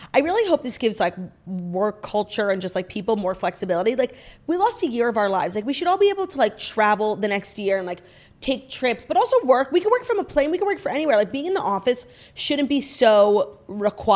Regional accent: New York, United States; as a New Yorker

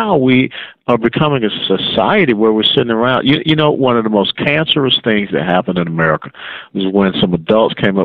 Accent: the South, United States; now in Texas, United States; growing up down south, we used to sing this little song in Sunday school

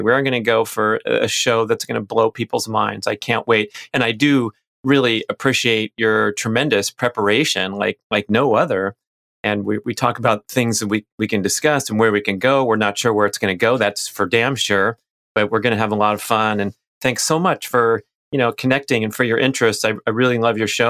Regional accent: Los Angeles, California, United States; I was a little kid growing up in Los Angeles

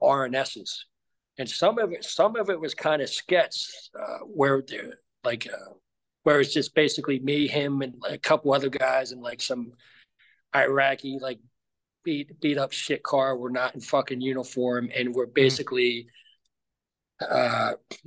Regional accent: New Jersey, United States; moved away as an adult; I grew up in New Jersey.

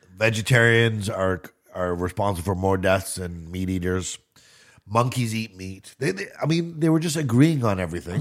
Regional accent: Canada

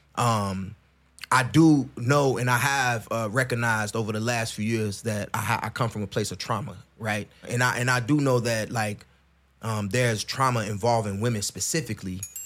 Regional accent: Chicago, Illinois, United States; I grew up in Chicago.

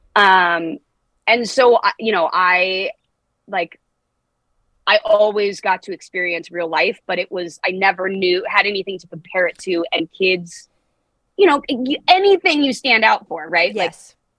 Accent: Los Angeles, California, United States; I was born and raised

